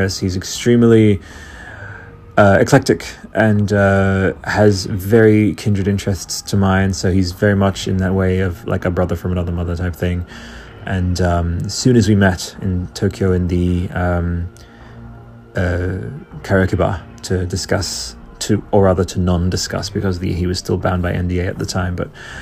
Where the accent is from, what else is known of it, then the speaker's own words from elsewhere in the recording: Australia; I'm Australian